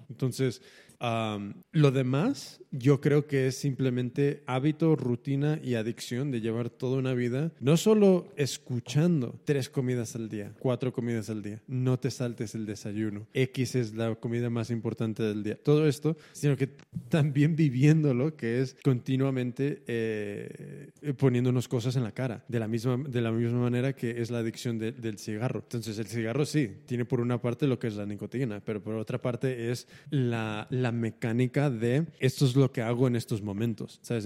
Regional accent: United States; como americano

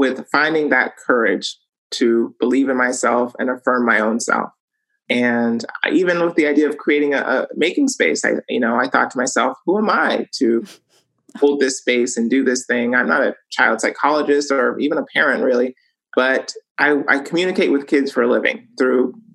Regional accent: Los Angeles, California, United States; we all lived in this really teeny tiny one bedroom

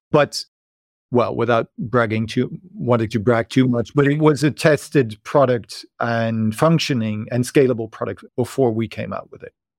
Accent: Netherlands; moved away as an adult; now in Berlin, Germany; I moved here from the Netherlands, where I'm originally from, as a student

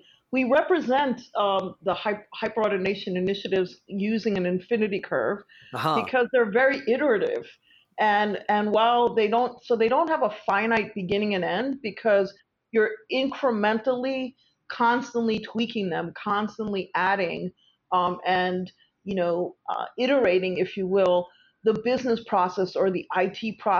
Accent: New York, United States; And just for the record, I'm the New Yorker side of the equation

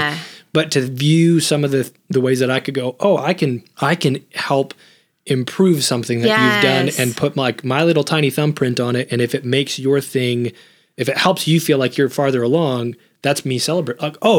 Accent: United States; I grew up at the church, mm-hmm. and I grew up in America.

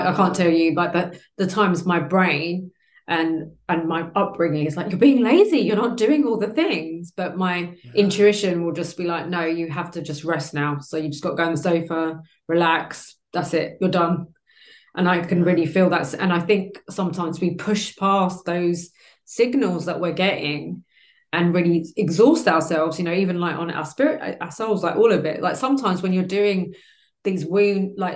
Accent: London, United Kingdom; moved away as an adult; I was born and raised in London

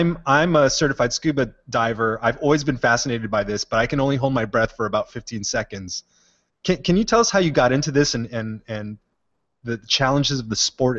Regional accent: Hawaii, United States; now in New York City, United States; I'm from Hawaii

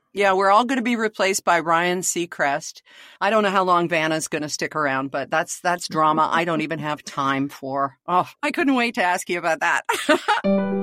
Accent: Canada

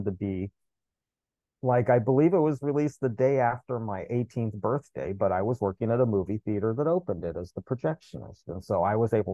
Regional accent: United States; as an American kid

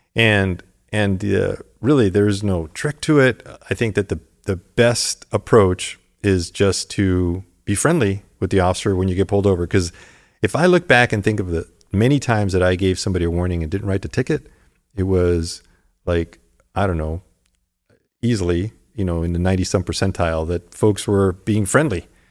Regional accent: Tucson, Arizona, United States; also born or lived in Los Angeles, California; now in Santa Monica, United States; I got to live out that childhood dream in Tucson, Arizona

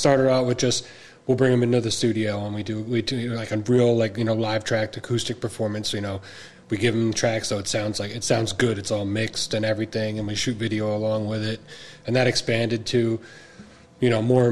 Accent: Ocean County, New Jersey, United States; we're both from Ocean County, and that's like our home base.

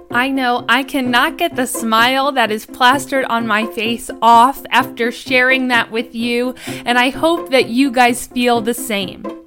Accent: Harrison, New York, United States; I am from Harrison, New York. So I live just a forty-five minute train ride away from New York City

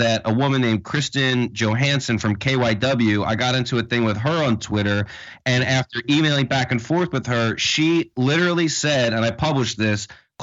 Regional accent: Philadelphia, Pennsylvania, United States; I'm from the city, so I see that stuff around

